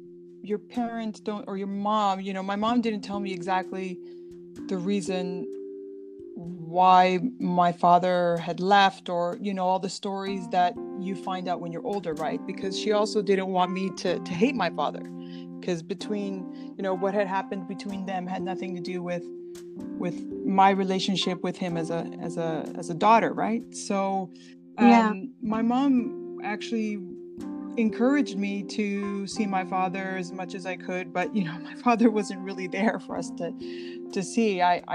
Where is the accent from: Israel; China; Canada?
Canada; Toronto, Ontario; born there; I was born here in Toronto. My parents were immigrants from Portugal.